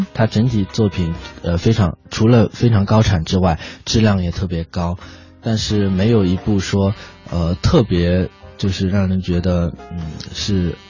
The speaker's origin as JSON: {"language": "Chinese", "country": "China", "said": "我们中国人"}